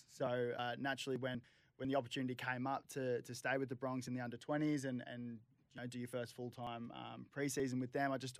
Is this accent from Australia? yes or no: yes; Gold Coast, Queensland, Australia; Obviously, growing up on the Gold Coast